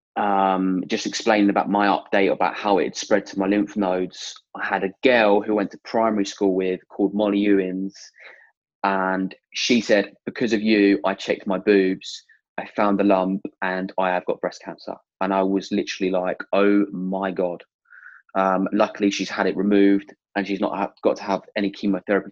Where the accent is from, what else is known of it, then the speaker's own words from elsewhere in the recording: Stevenage, East of England, United Kingdom; I'm from Stevenage, Hertfordshire